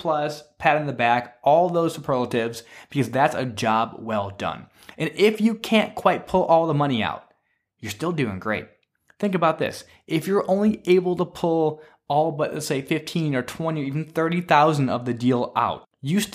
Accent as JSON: {"language": "English", "region": "Michigan", "country": "United States", "tie": "born or raised there", "moved": "yes", "said": "my home state of Michigan"}